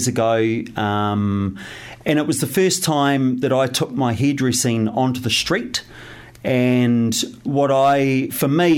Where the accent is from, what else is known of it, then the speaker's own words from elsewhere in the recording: Wairarapa, Wellington, New Zealand; moved away as an adult; now in Wellington, New Zealand; I grew up in the Wairarapa, so not far away.